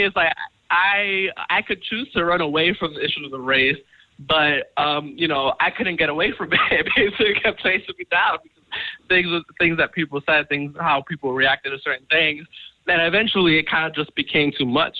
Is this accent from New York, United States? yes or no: yes; Long Island, New York, United States; I'm originally from uh, New York. I'm from Long Island. Mm. Um, I was born and raised